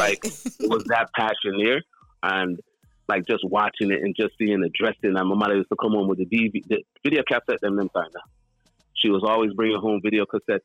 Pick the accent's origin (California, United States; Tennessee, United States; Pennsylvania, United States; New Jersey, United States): New Jersey, United States; based here right in New Jersey, all my years of my life